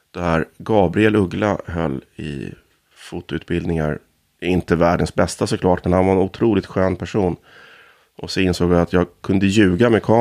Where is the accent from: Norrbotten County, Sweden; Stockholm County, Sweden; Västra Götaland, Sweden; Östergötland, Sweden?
Stockholm County, Sweden; Stockholm; born there; also born or lived in Härjedalen / Ångermanland; jag är född i Kärrtorp, men känslan av uppväxtheten är ju i Norrland.